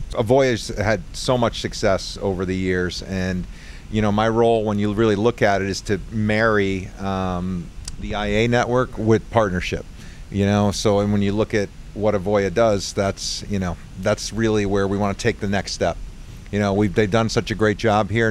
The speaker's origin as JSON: {"language": "English", "area": "Long Island Sound area", "region": "Connecticut", "country": "United States", "tie": "born or raised there", "said": "I grew up in the Long Island Sound area"}